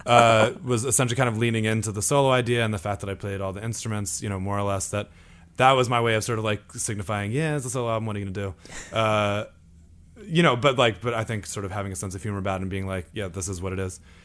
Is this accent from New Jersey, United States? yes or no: yes; Imlaystown, New Jersey, United States; my town is very small. It's called, it's called Imlay's Town. But essentially, if you've ever been to Six Flags Great Adventure, I, I grew up five minutes from there.